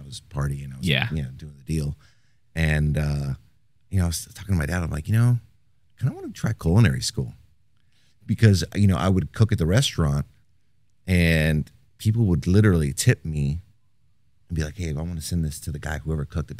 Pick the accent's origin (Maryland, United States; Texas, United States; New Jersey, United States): Texas, United States; Houston; Well, we're originally from Houston. Family of five. I have a younger brother and a younger sister. I'm the oldest of the three.